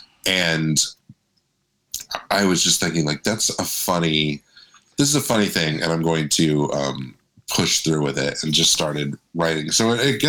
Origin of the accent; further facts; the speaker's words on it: Orlando, Florida, United States; also born or lived in Daytona Beach, Florida; now in Los Angeles, United States; grew up in Orlando, was there until I moved here.